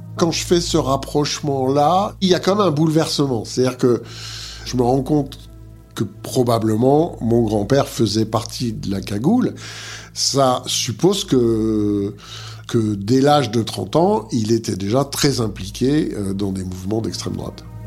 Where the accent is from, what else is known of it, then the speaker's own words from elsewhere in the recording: Montbéliard, Bourgogne-Franche-Comté, France; moved away as an adult; also born or lived in Paris; je suis né à Montbéliard, dans le Doubs